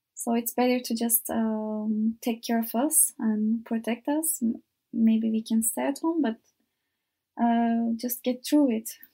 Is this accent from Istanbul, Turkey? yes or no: no; İzmir, Turkey; English is a second language; moved away as an adult; now in Faro, Portugal; I am from Izmir, and it's the most beautiful city in Turkey, I think. Uh, I was so lucky to grow up in that city